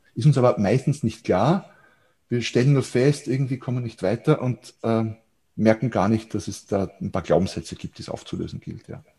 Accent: Austria; hier bei uns in Österreich

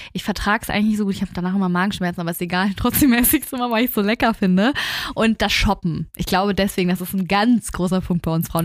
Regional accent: Hamburg, Germany; bei uns in Hamburg

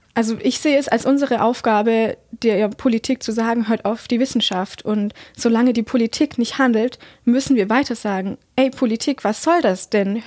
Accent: Heidenheim, Baden-Württemberg, Germany; Ich bin gebürtige Heidenheimerin

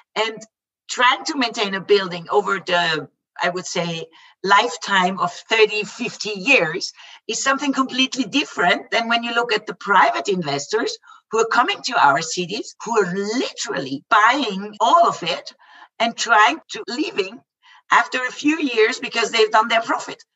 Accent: Vienna, Austria; the capital that is closest to my hometown to vienna

